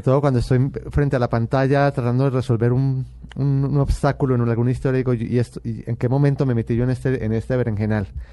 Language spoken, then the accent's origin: Spanish; Medellín, Antioquia, Colombia; yo nací en Medellín y pertenezco a, una familia paisa muy tradicional